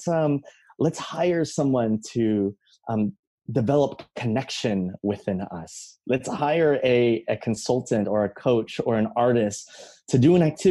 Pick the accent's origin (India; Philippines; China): Philippines; I'm from the Philippines, you know, we were colonized by Spain for 400 plus years